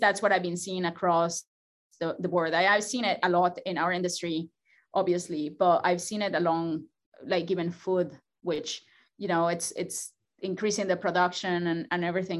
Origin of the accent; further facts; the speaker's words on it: Mexico; moved away as an adult; now in Georgia, United States; I come from Mexico